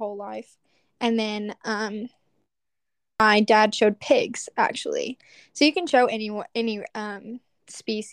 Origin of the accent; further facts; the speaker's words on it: Lubbock, Texas, United States; I am born and raised in Lubbock, Texas